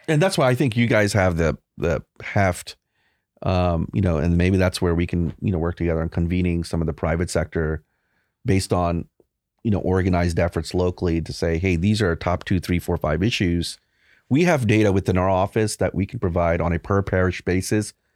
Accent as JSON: {"language": "English", "town": "Baton Rouge", "region": "Louisiana", "country": "United States", "tie": "born or raised there", "moved": "yes", "said": "I grew up in Baton Rouge. I left in ninety-seven."}